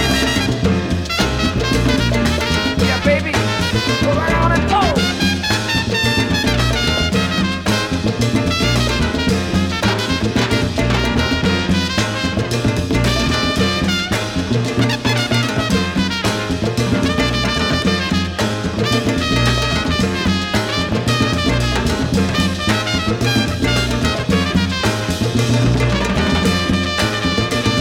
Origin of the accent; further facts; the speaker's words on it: New York, United States; as a New Yorker myself, fifth generation New Yorker, I should say, on my dad's side